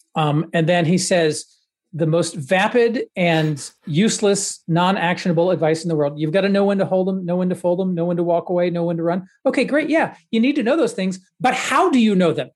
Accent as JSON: {"language": "English", "region": "the South", "country": "United States", "tie": "born or raised there", "said": "I grew up in the South"}